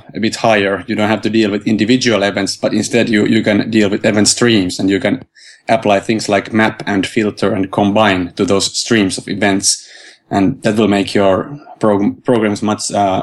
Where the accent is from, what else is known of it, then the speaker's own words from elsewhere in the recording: Helsinki, Uusimaa, Finland; I'm from Finland, Helsinki, and I'm a software developer